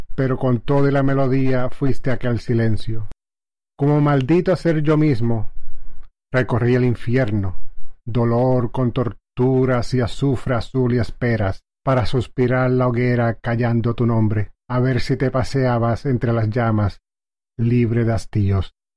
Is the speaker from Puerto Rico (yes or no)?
yes; Lajas, Puerto Rico; soy natural de Lajas, Puerto Rico